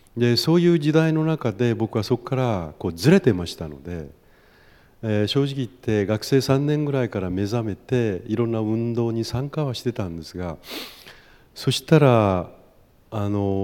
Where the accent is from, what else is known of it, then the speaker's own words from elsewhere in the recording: Kumamoto, Japan; moved away as an adult; now in Chiba, Japan; 熊本生まれなので東京に来てなかなかその言葉に慣れ親しめなかった